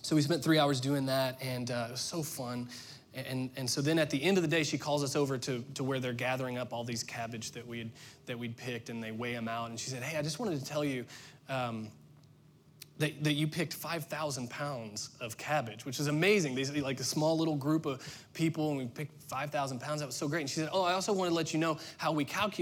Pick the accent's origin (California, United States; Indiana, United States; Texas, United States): Indiana, United States; moved away as an adult; We were born and raised and went to school and worked in Indiana